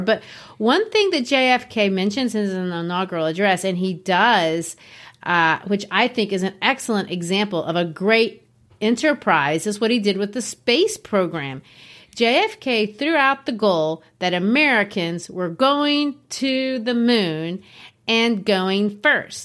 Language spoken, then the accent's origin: English; Brazil; moved away as an adult; also born or lived in Arkansas, United States; now in United States; I grew up in Brazil